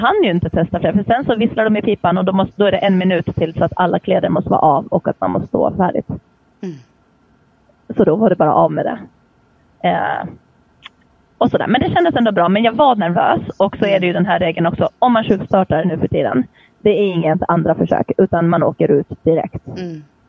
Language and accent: Swedish; Åland Islands; jag kommer från Åland där man pratar svenska fast vi hör ju till Finland